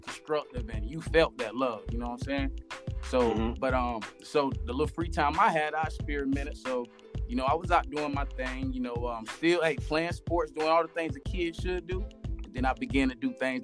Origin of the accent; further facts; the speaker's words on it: West Palm Beach, Florida, United States; also born or lived in Avon Park, Florida / Port St. Lucie, Florida; I'm from West Palm Beach, Florida